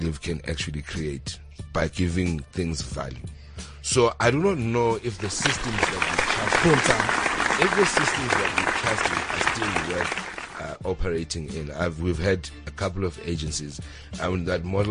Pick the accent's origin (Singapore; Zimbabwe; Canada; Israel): Zimbabwe; Bulawayo; also born or lived in Cape Town, South Africa; now in Johannesburg, South Africa; I was raised in Bulawayo, KwaBalanda, Eluveve.